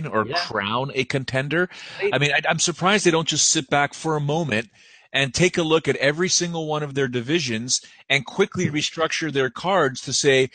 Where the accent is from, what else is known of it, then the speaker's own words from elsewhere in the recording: Canada; I'm from Canada